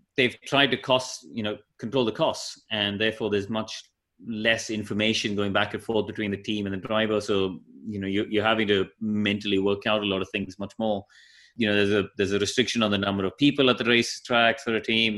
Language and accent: English; Chennai, Tamil Nadu, India; moved away; I grew up in Madras where we had India's first racetrack